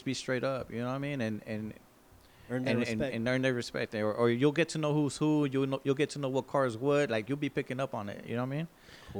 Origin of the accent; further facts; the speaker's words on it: San Diego, California, United States; also born or lived in Fort Benning, Georgia; I grew up in Barrio Logan.